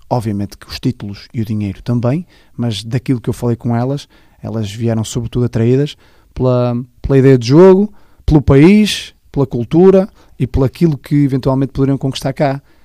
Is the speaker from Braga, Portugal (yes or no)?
yes; Amares, Braga, Portugal; also born or lived in Vila Real; fiz toda a minha formação no futebol com Amares e depois joguei no primeiro ano de cena no, no desportivo de Caldelas, está tudo clubes da, da minha terra